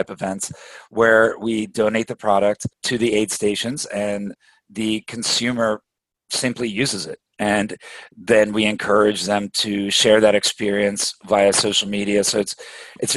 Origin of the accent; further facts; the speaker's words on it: Washington, D.C. area, United States; also born or lived in Belgium / Rochester, New York; We moved to the States, grew up in the Washington, D.C. area